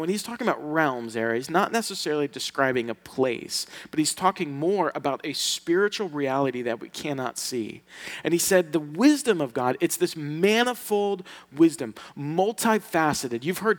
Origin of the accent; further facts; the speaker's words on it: Sicily, Italy; from Sicily. And us Sicilians, we don't get invited to anything.